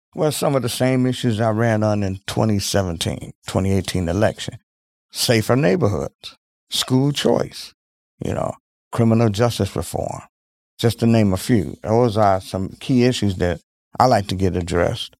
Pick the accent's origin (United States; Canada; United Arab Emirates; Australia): United States; Milwaukee, Wisconsin; I grew up in Milwaukee, Wisconsin